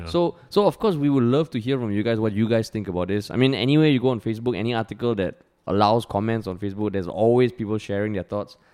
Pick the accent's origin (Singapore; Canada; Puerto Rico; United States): Singapore; growing up in Singapore, I don't know how it is now, but back then community service was so uncool